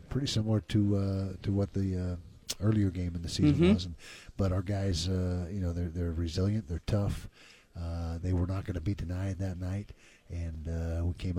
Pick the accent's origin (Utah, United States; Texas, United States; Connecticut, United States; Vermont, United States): Utah, United States; growing up in Utah